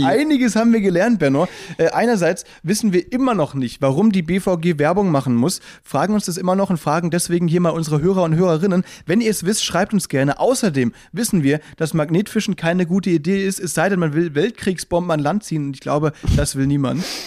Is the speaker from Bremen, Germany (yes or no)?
no; Baden-Württemberg, Germany; now in Berlin, Germany; wir kommen aus dem Badenerland